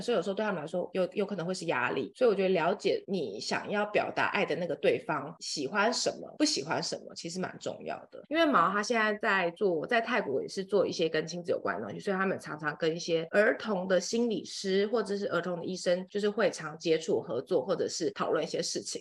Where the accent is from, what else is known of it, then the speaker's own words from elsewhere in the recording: Taiwan; moved away; 我很容易为了太久没回台湾而心情低落这样